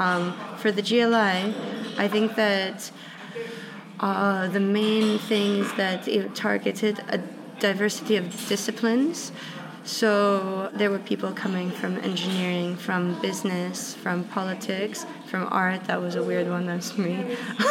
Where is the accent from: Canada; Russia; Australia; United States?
Russia; moved away; I was brought up in Russia